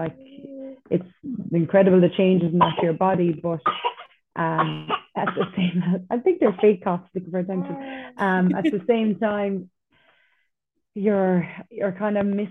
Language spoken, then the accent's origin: English; North Kerry, Munster, Ireland; I'm from North Kerry